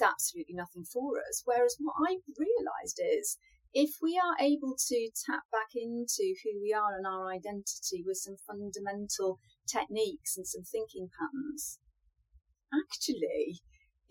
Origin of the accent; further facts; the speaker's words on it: United Kingdom; I'm British, so of course I'm a tea drinker